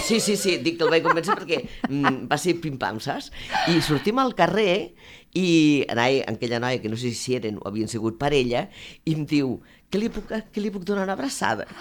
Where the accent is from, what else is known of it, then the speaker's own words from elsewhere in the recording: Balaguer, Catalonia, Spain; Jo sóc de Balaguer